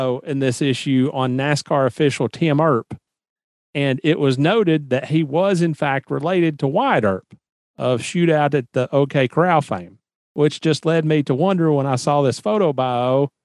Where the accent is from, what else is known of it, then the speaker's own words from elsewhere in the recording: Nashville, Tennessee, United States; moved away; I'm from Nashville, Tennessee, originally